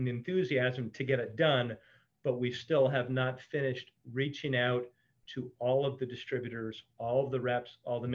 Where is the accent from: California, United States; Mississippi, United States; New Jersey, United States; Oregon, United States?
New Jersey, United States; I grew up in New Jersey catching blowfish